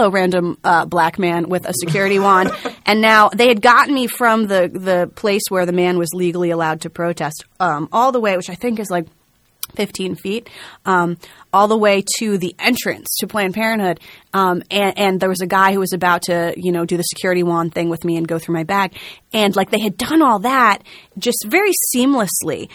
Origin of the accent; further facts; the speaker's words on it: New Jersey, United States; I am a girl from New Jersey